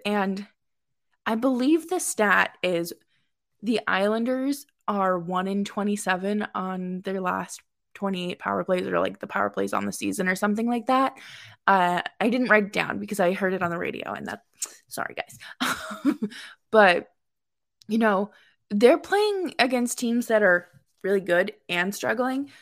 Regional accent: Boston, Massachusetts, United States; moved away as an adult; also born or lived in upstate New York; now in New York, United States; I am from Boston, born and raised, moved to upstate New York uh, two years ago

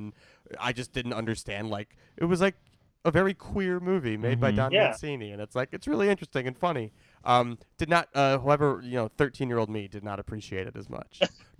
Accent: Skokie, Illinois, United States; there was a one screen theater in my hometown that now is like they do stand-up comedy there and stuff. It's the Skokie Theater.

